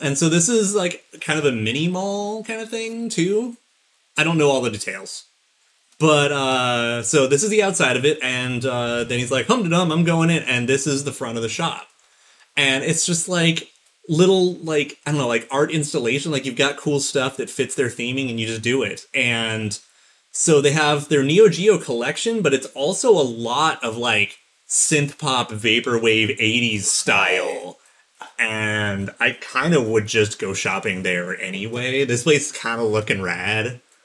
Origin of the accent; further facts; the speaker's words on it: United States; as an American